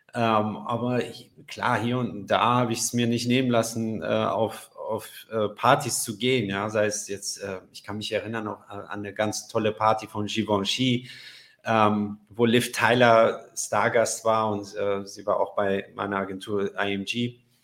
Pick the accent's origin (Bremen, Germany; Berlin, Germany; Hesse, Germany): Hesse, Germany; Frankfurt; moved away; also born or lived in Paris; ich bin ja in Frankfurt aufgewachsen